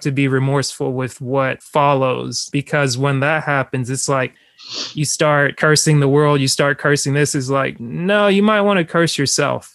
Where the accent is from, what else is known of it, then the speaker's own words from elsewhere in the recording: Cameroon; moved away; my main nickname growing up in Cameroon and around my parents has always been …